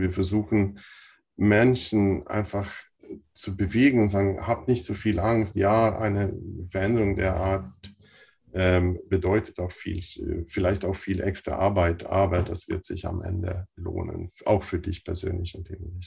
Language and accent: German; Sweden; now in Bavaria, Germany; dass ich selbst in Schweden zur Schule gegangen bin